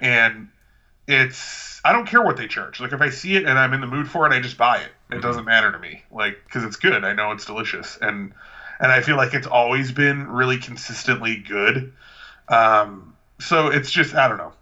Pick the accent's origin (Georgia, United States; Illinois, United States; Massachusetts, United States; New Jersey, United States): Illinois, United States; Lansing; my hometown of Lansing, Illinois